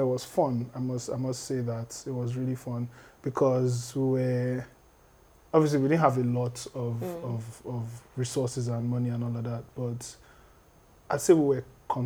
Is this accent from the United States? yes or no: no; Lagos, Nigeria; born in Lagos, Ikeja precisely. I grew up in different parts of Lagos